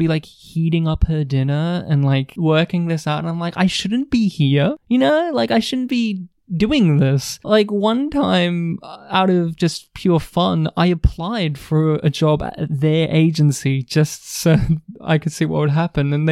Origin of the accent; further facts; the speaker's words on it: New South Wales, Australia; moved away; my home state in New South Wales